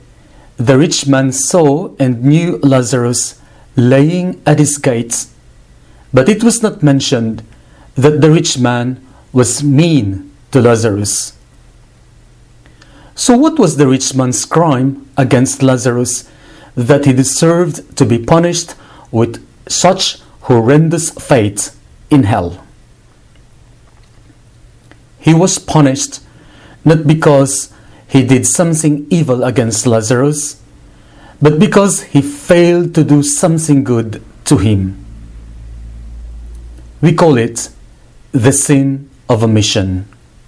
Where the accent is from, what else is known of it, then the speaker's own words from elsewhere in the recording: Philippines; my country, the Philippines.